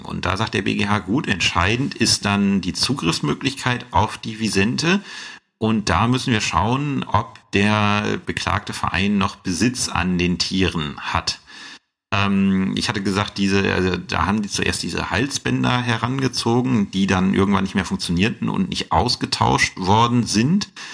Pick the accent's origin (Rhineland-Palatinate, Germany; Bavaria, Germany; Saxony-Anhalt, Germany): Saxony-Anhalt, Germany; bei uns in Sachsen-Anhalt